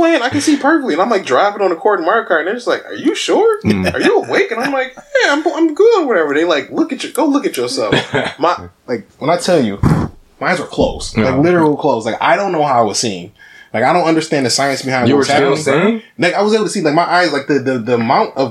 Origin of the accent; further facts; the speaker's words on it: Detroit, Michigan, United States; I'm from Detroit